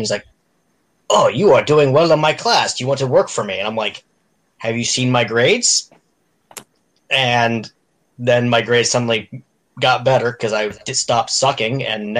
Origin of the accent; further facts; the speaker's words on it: Pennsylvania, United States; I came from Pennsylvania, then I moved out to where I am now, and of course, the Pennsylvania ritual